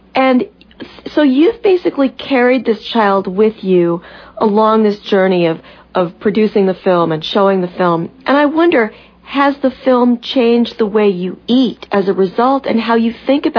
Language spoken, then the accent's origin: English; Missouri, United States; born or raised there